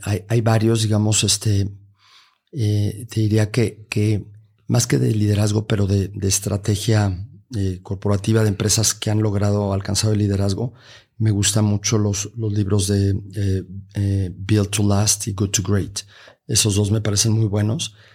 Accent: Mexico; en nuestro propio país

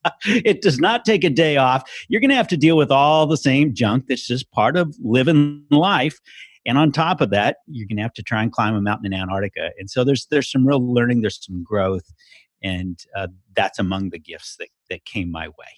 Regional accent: Washington, United States; also born or lived in Encino, California; my family moved up to Washington State

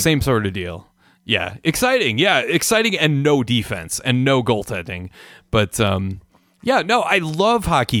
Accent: Minnesota, United States; moved away; also born or lived in New Mexico; I'm from the Midwest

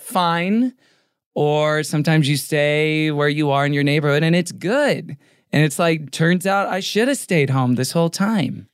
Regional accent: Houston, Texas, United States; also born or lived in Tulsa, Oklahoma; now in Los Angeles, United States; Born in Tulsa, Oklahoma, raised in Houston

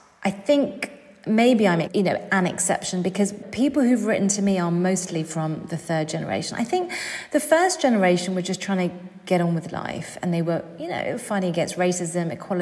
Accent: United Kingdom; we are British

